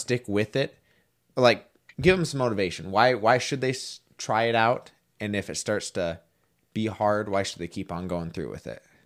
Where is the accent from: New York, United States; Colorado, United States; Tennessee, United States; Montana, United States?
Montana, United States; also born or lived in North Dakota; I came from Montana